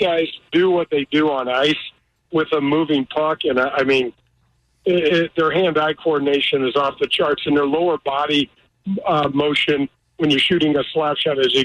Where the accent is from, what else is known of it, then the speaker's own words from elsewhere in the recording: United States; the way I grew up in North County